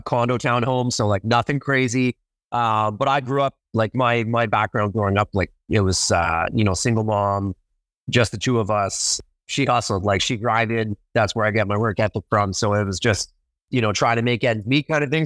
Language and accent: English; Ottawa, Ontario, Canada; born, basically born and bred in Ottawa, Ottawa, Canada